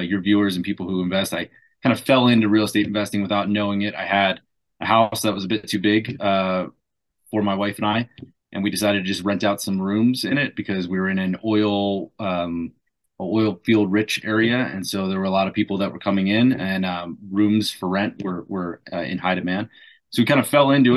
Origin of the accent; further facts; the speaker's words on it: South New Jersey, United States; moved away as an adult; also born or lived in Washington, D.C. / St. Louis, Missouri; now in Albuquerque, United States; I'm originally from the East Coast, Mid-Atlantic region, so New Jersey, South New Jersey. Grew up there